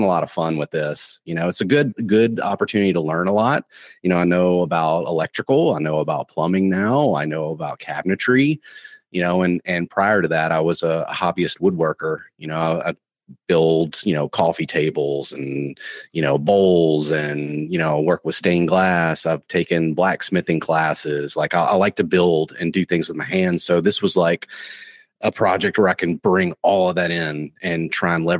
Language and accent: English; Tennessee, United States; now in Florida, United States; I'm originally from Tennessee, so I'm accustomed to, you know, mountains